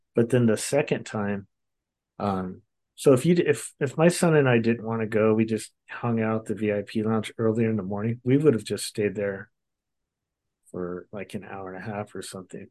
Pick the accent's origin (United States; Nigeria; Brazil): United States; Long Beach, California; I grew up in Southern California in Long Beach, California area